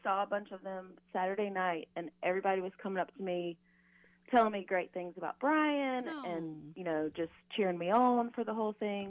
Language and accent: English; Due West, South Carolina, United States; So I'm originally from Due West.